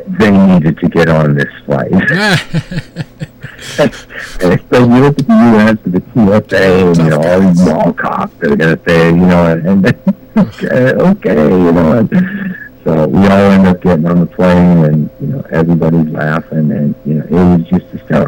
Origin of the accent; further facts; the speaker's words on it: United States; as an American